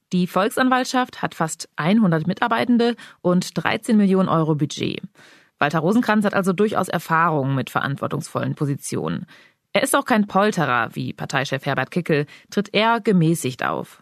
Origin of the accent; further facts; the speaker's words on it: Germany; bei uns in Deutschland